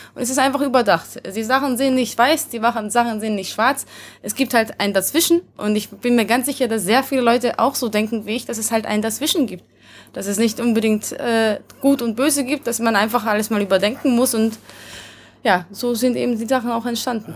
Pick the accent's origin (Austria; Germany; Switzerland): Austria; Vienna; first language Hungarian; German is a second language; also born or lived in Hungary; ich bin halt in Wien aufgewachsen, deswegen ist mein Ungarisch komisch